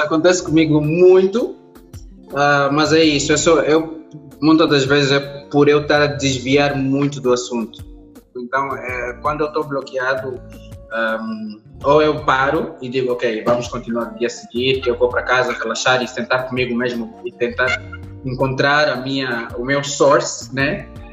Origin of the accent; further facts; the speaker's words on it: Angola; Nós temos uma potência enorme como angolanos